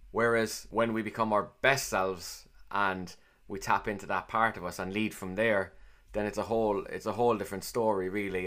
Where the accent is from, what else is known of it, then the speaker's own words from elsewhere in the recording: Cork, Munster, Ireland; accent: Cork; I sound like I'm from Cork, clearly. And for me, growing up as a young kid, I, I sounded like everyone else